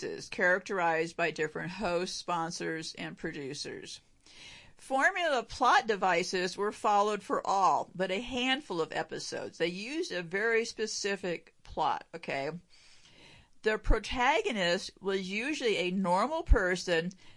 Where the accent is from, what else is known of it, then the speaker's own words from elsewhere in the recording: United States; I'm an American